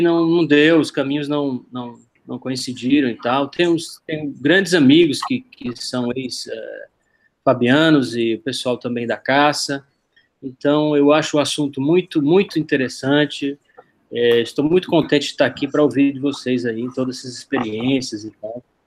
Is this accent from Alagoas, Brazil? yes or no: yes; Maceió, Alagoas, Brazil; moved away as an adult; now in Middle East; eu sou de Maceió, mas já estou aqui no, no Oriente Médio há quase oito anos